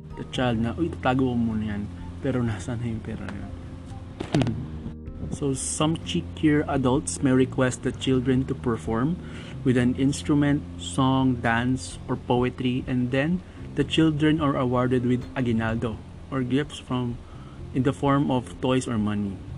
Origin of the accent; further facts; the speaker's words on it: Quezon City, Metro Manila, Philippines; As a child growing up in Quezon City